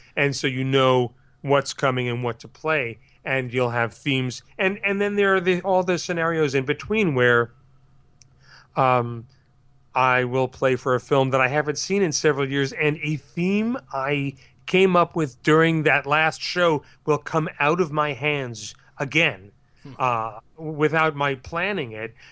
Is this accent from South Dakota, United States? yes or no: no; Larchmont, New York, United States; I grew up in Larchmont, New York